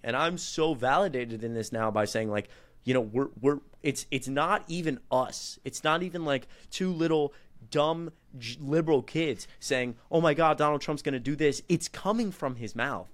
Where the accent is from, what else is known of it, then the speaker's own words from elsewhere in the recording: Atlanta, Georgia, United States; now in Kennesaw, United States; I'm from Atlanta